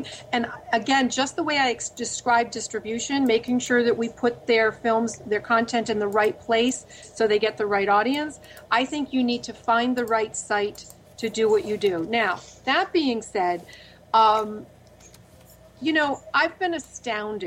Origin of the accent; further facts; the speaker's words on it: Rhode Island, United States; now in Los Angeles, United States; my home state of Rhode Island